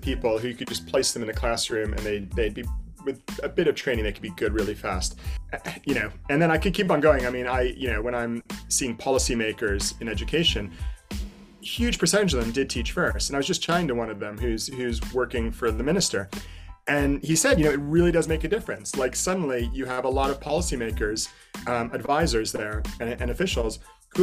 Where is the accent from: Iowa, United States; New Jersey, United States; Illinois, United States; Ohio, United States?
New Jersey, United States; Asbury Park; moved away as an adult; also born or lived in Asia / Hawaii; now in London, United Kingdom; I'm originally American from Asbury Park, New Jersey, home of Bruce Springsteen